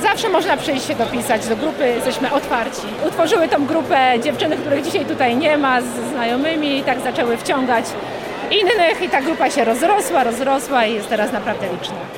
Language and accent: Polish; Chodzież, Greater Poland, Poland; u nas w Chodzieży